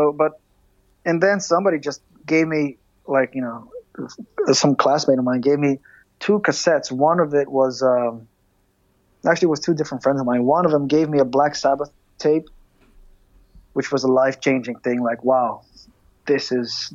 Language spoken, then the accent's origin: English; Greece; growing up in Greece